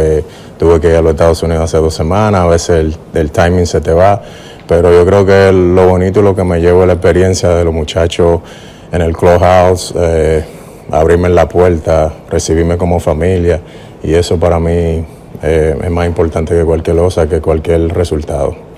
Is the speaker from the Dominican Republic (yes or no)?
yes; Dominican Republic; moved away; aquí en mi país